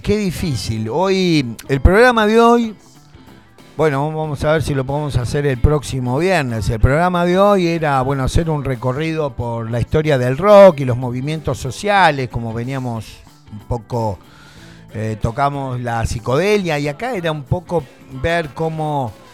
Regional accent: Argentina; also born or lived in Tandil; Los argentinos estamos sometidos

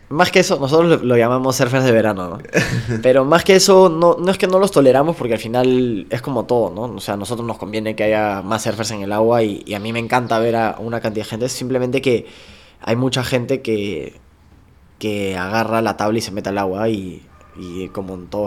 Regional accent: Punta Hermosa, Lima, Peru; Nací en Punta Hermosa

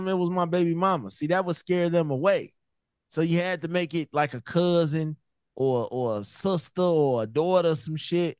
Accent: Chicago, Illinois, United States; I'm from Chicago.

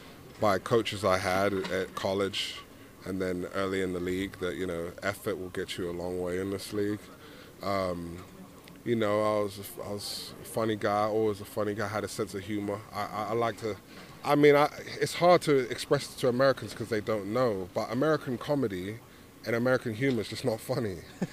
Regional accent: London, United Kingdom; moved away; I like to remind them that I'm from London and that I've been flying the flag since I've been over there.

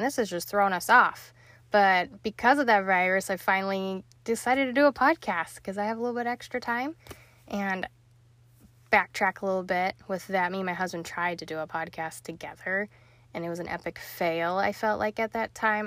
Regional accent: Salt Lake City, Utah, United States; moved away as an adult; also born or lived in Missouri / Florida; now in Ohio, United States; I'm originally from Salt Lake City, born and raised there

